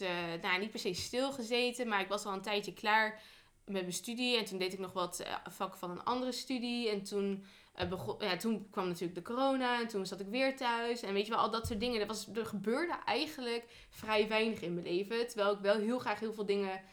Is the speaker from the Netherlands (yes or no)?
yes; northern Netherlands, Netherlands; naar het noorden, hè, naar waar ik vandaan kom.